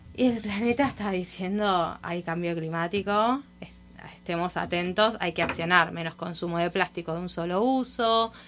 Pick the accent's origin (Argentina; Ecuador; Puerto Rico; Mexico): Argentina; Buenos Aires; accent: Argentine; moved away as an adult; now in Miami, United States; acá estoy hace un año en Miami, me mudé de Argentina para acá.